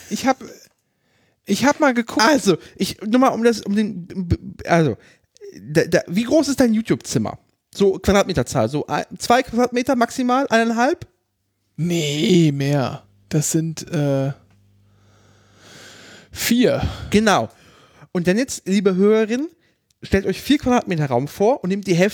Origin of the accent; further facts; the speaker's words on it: Berlin, Germany; ah, hi, ich bin jung und ich bin aus Berlin.